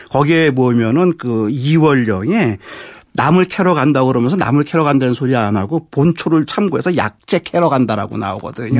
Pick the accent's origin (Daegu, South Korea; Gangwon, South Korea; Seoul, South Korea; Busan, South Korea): Seoul, South Korea; 저는 서울 사람인데 저 어렸을 때 미나리 참 많이 먹었어요.